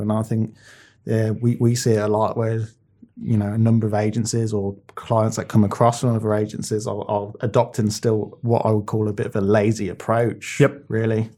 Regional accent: Birmingham, West Midlands, United Kingdom; where I grew up in Birmingham.

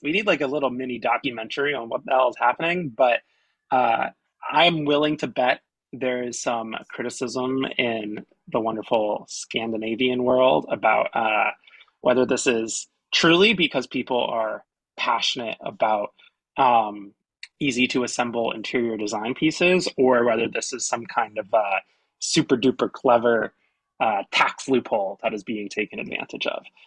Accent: South Mountain Reservation area, New Jersey, United States; that's my hometown south mountain reservations with in walking distance from where i grew up

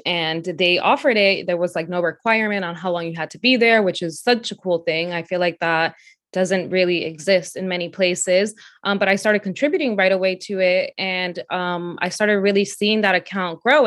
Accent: New York City, New York, United States; also born or lived in Dominican Republic; I was born in the Dominican Republic, and I moved to Brooklyn, New York with my family when I was four years old. Um, I ended up going to public school here

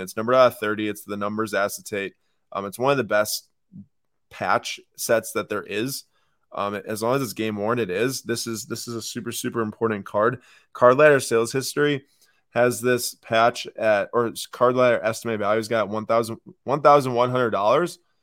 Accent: Milwaukee, Wisconsin, United States; we're from Milwaukee

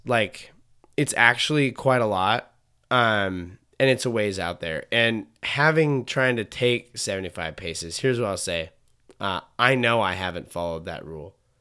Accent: Montana, United States; I grew up in Montana, so it's like the prime spot for being in the wilderness

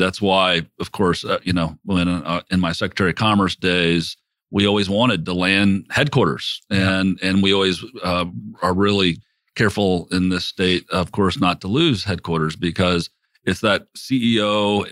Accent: South Bend, Indiana, United States; moved away as an adult; also born or lived in Mishawaka, Indiana / Russia; I grew up in Northern Indiana in South Bend and Mishawaka

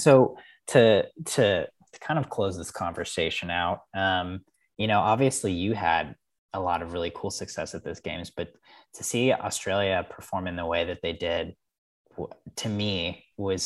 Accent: United States; as an American

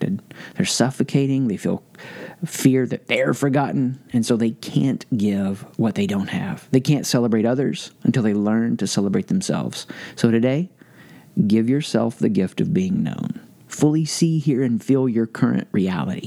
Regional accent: the South, United States; I grew up in the South.

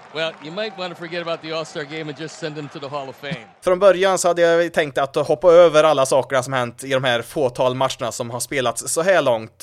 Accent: Värmland, Sweden; accent: Värmland dialect; när jag försöker att gömma min värmländska dialekt så gott det går

